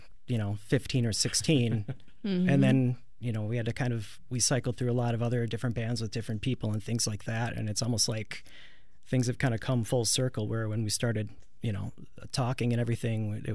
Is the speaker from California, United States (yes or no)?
no; Milwaukee, Wisconsin, United States; I grew up in, the Milwaukee area